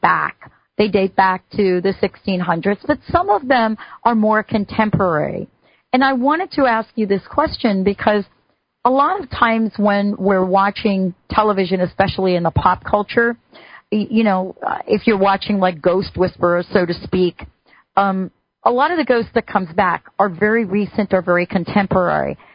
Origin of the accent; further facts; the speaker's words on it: East Coast, United States; moved away; I grew up on the East Coast